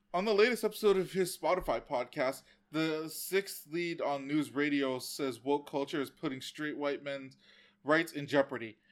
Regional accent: United States; I'm an American

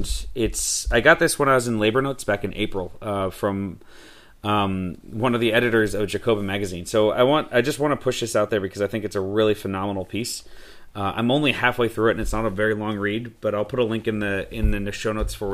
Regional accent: United States; also born or lived in Mexico City; I'm American

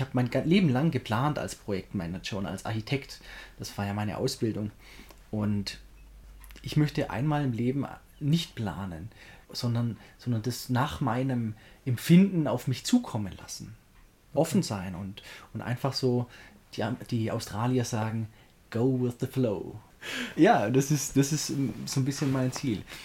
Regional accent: Göppingen, Baden-Württemberg, Germany; in Göppingen, da wo ich herkomme. Und das sind so alle meine Schulfreunde

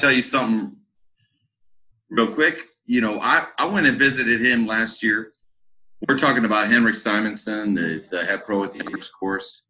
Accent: Texas, United States; also born or lived in Cabo San Lucas, Mexico; I was born in Texas. My family's been in Texas for a long time

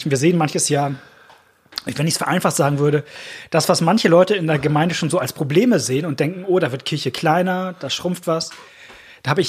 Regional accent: Rhineland, Germany; Auch wenn ich an meine alte Heimatgemeinde im Rheinland denke, saß neben mir eine Frau aus Ostpreußen

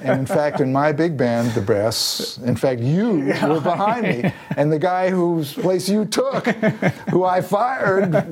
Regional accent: New York, United States; moved away as an adult; now in Los Angeles, United States; I lived my whole life in New York. I guess I'm forever a New Yorker

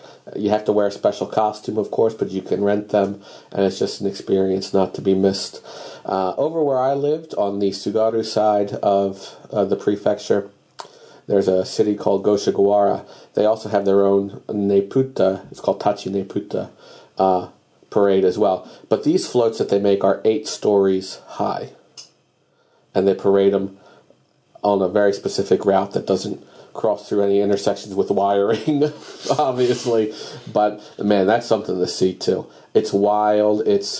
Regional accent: Baltimore, Maryland, United States; moved away as an adult; also born or lived in Aomori, Japan; now in Iwate, Japan; I'm from Baltimore, and yeah, we're basically 39th parallel, 40th parallel.

